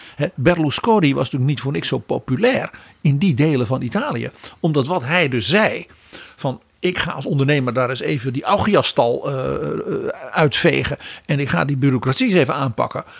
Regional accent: Netherlands; als Nederlanders

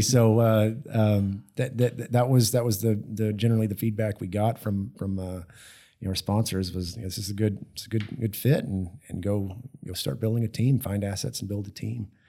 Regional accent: Austin, Texas, United States; also born or lived in Houston, Texas; growing up in Texas, I, I, I grew up in Austin

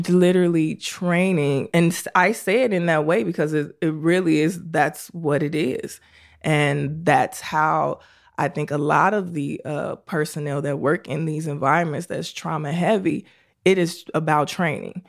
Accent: Chicago, Illinois, United States; I was born and raised in Chicago on the south side of Chicago

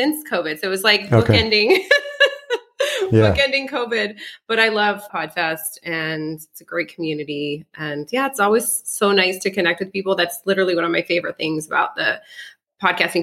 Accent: Colorado, United States; first language French; English is a second language; also born or lived in Alsace-Lorraine, France / California; then we went to Colorado

